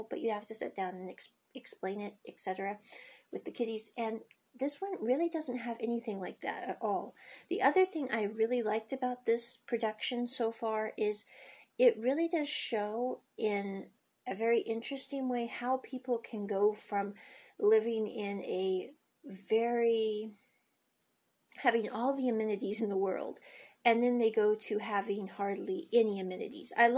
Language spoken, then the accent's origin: English; United States; moved away; I came from America, and when I was growing up as a kid